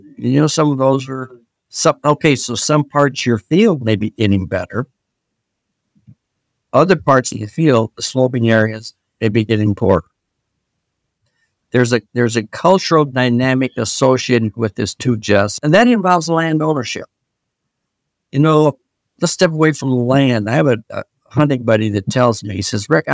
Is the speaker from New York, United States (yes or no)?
no; Iowa, United States; I grew up in Iowa